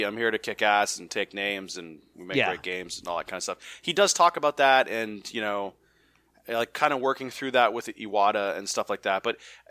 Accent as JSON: {"language": "English", "town": "Bronx", "region": "New York", "country": "United States", "tie": "born or raised there", "also_born_or_lived": "Brentwood", "said": "It's like I grew up in the Bronx, and we moved out of the Bronx when there was a shooting in the tenement houses that we were in, and we moved to Brentwood, Long Island, and Brentwood, Long Island was better."}